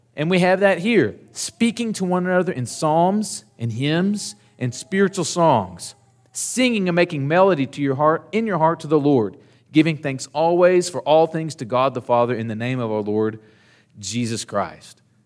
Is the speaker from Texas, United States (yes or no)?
no; Southern Oklahoma, United States; When I was growing up in Southern Oklahoma